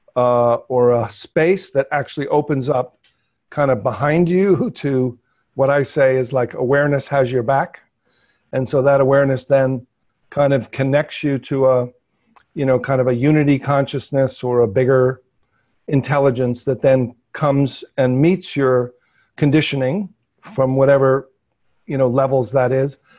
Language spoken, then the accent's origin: English; New York metropolitan area, United States; I grew up, you know, in New York metropolitan area